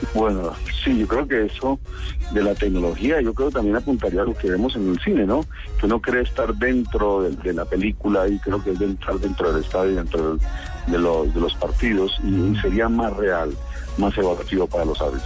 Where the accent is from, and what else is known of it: Colombia